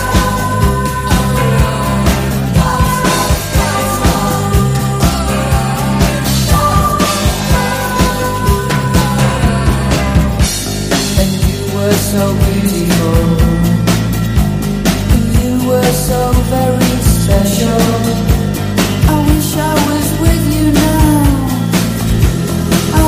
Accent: Hertford, East of England, United Kingdom; moved away; I've been up to Hertfordshire, my hometown of Hertford, over the weekend

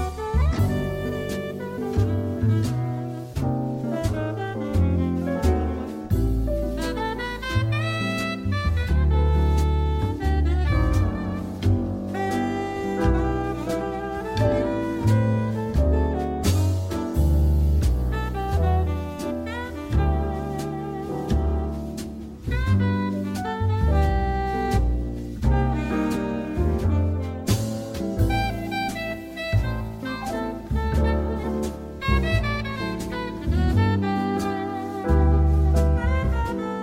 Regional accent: Kent, South East England, United Kingdom; moved away as an adult; now in Sidmouth, United Kingdom; brought me down to Sidmouth 42 years ago to this place I'd never heard of, Sidmouth, because I'm from the Far East, you know, from Kent

